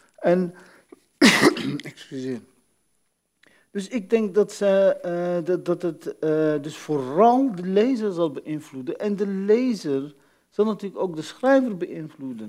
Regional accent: Netherlands; als kind in Nederland

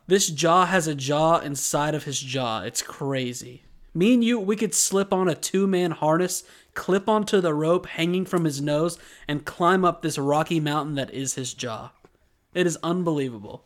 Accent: United States; We are two American dudes

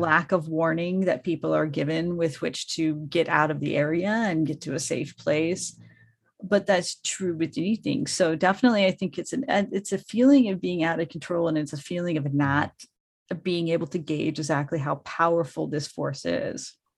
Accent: Colorado, United States; now in Los Angeles, United States; I grew up in Colorado, so my car is still extremely Coloradoized

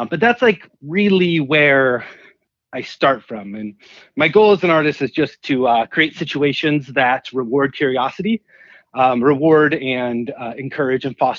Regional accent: Cleveland, Ohio, United States; now in Pittsburgh, United States; I'm based out of Pittsburgh, but I grew up in Cleveland

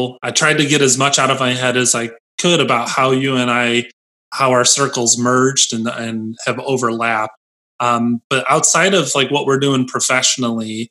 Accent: United States; I grew up near Lake Michigan Lakeshore, and the dunes was always accessible to me

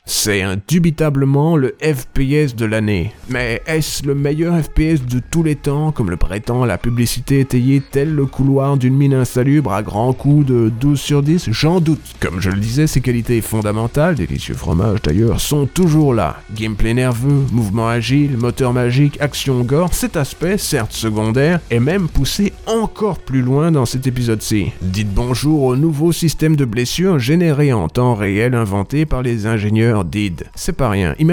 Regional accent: Brussels, Brussels-Capital Region, Belgium; je viens de Bruxelles.

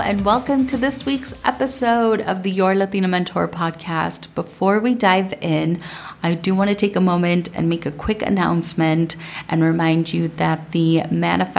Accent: Minnesota, United States; growing up in Minnesota

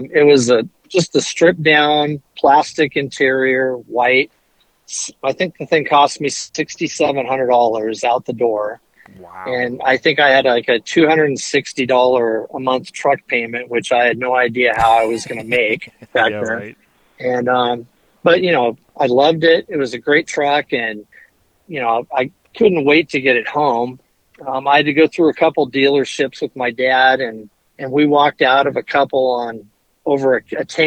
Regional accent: Fallbrook, California, United States; I grew up in North San Diego County in a town called Fallbrook

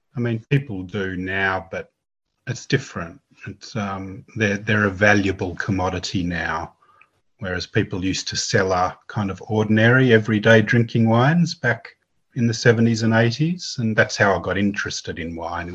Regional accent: Sydney, New South Wales, Australia; also born or lived in Blue Mountains; I grew up in Sydney

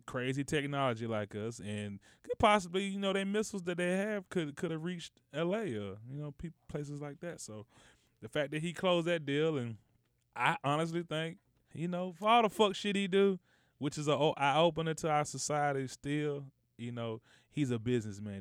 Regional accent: United States; as a American

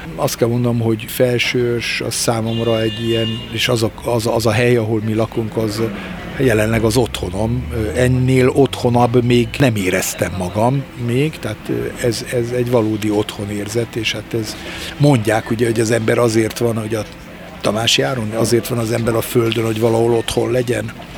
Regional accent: Hungary; also born or lived in Germany; még kisgyerekként, 9-10 évesként még Németországban játszottam, és aztán Magyarországra kerülve

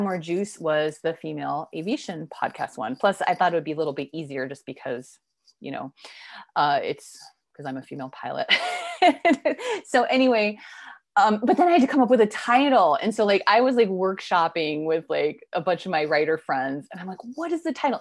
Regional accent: East Coast, United States; moved away; I'm originally from the East Coast, so I was visiting family in Connecticut

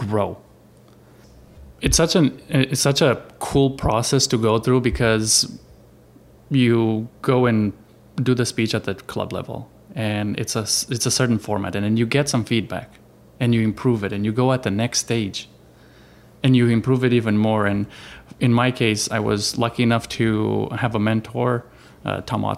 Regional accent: Romania; moved away as an adult; now in Arizona, United States; I am from Romania, from Europe. I came here in 2005. I yeah, I settled in Arizona

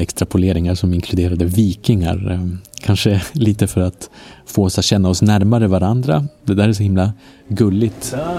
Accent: Norrland, Sweden; i Norrland, eh, där jag är ifrån, som man kanske hör då och då på mitt uttal

